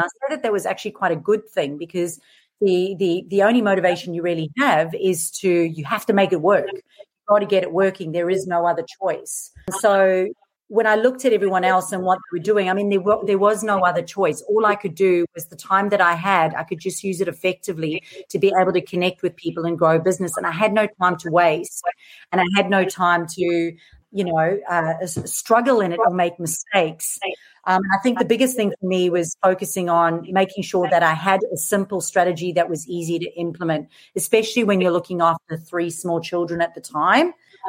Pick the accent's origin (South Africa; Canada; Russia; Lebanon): South Africa; accent: mixed; moved away as an adult; now in Australia; So I'm originally from South Africa, so you'll notice this really mixed accent. Now I live in Australia. Moved here 13 years ago.